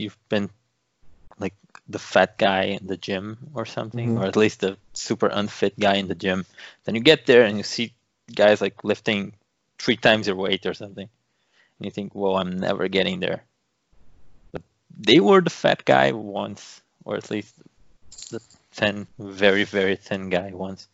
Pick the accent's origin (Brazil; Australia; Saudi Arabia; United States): Brazil; being Brazilian